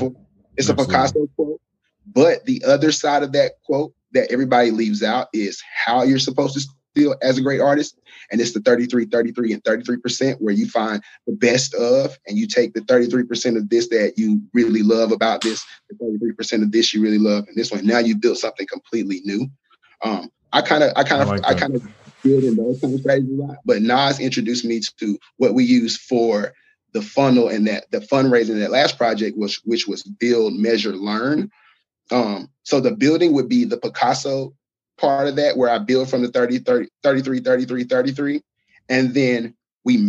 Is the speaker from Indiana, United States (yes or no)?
no; Alabama, United States; I'm from Alabama.